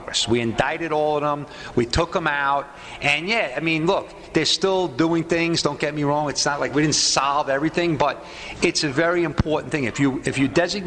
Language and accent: English; New York, United States; as a New Yorker